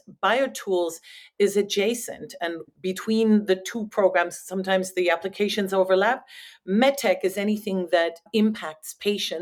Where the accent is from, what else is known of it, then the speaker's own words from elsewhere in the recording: France; moved away as an adult; also born or lived in Netherlands; now in United States; I'm originally from France